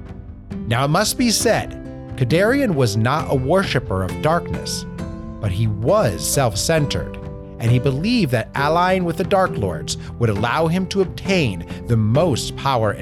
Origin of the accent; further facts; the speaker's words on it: Portland, Oregon, United States; my hometown of Portland, Oregon